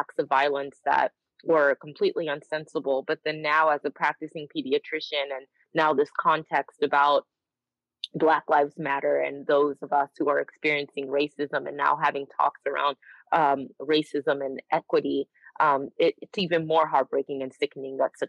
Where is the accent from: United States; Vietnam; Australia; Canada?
United States; being raised here in the United States as a Nigerian person